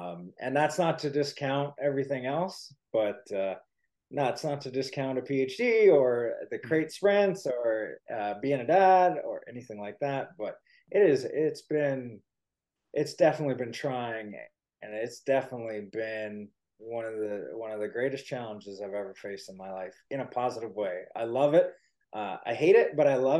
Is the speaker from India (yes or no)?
no; Waterloo, Ontario, Canada; I was born and raised in Waterloo, Ontario